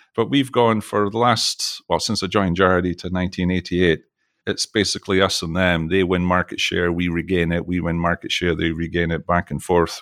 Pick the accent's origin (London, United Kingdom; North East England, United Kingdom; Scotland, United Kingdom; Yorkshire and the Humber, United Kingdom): Scotland, United Kingdom; now in Texas, United States; you can probably tell from my accent, I'm from Scotland